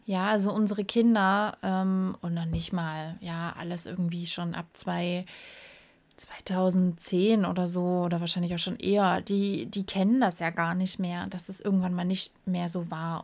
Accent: East Germany, Germany; ich war halt noch winzig klein, wir sind ja in der DDR groß geworden

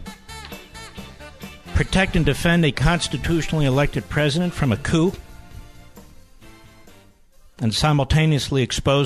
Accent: Pennsylvania, United States; I was from Pennsylvania.

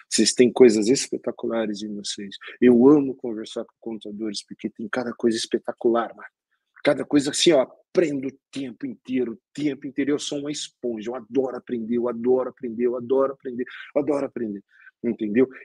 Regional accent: Northeast Region, Brazil; Eu sou nordestino, adoro uma boa buchada.

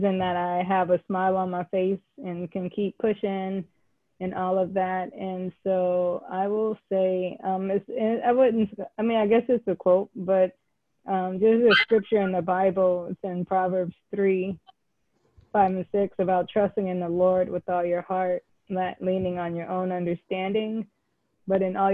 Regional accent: California, United States; born or raised there; moved away; also born or lived in Pittsburgh, Pennsylvania / Atlanta, Georgia

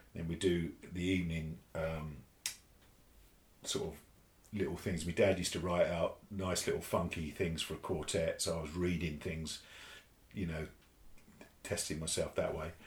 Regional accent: Hitchin, East of England, United Kingdom; I, grew up in Hitchin in Hertfordshire, which is about uh, 30 miles from here

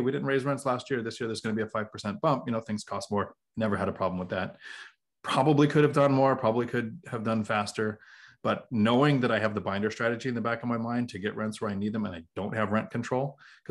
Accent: Washington, United States; I'm from Washington

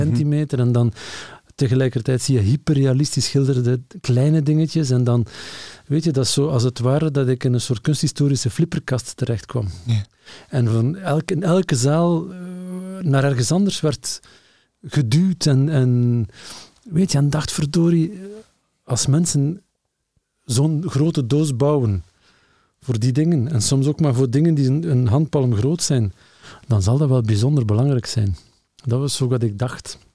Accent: Lokeren, Flanders, Belgium; ik ben opgegroeid in Lokeren.

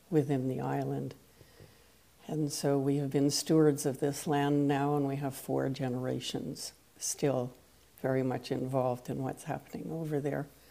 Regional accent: East Coast of Canada, Canada; first language French; English is a second language; now in Victoria, Canada; I hail from the West Coast, having begun my life on the East Coast of Canada. I live on the island of Vancouver in the city of hmm. Victoria

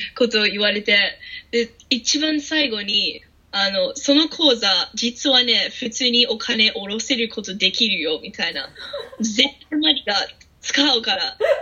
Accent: Australia; Japanese is a second language; moved away as an adult; now in Japan; オーストラリアから来てる

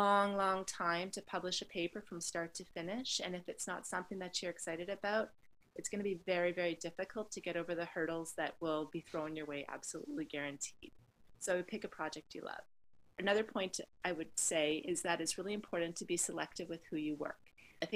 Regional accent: Canada; being a Canadian

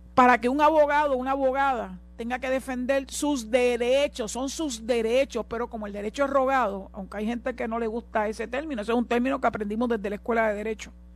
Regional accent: Puerto Rico; yo soy boricua

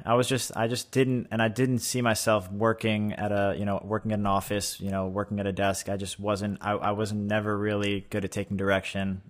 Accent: East Meadow, New York, United States; I grew up in East Meadow, about forty minutes

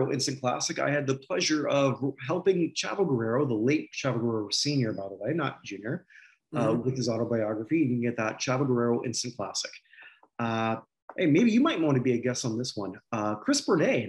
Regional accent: Canada; I'm a Canadian

